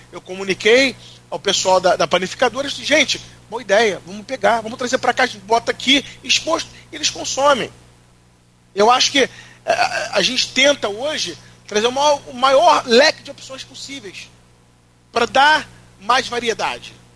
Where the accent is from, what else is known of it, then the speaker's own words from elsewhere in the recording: Rio de Janeiro, Brazil; eu sou do Rio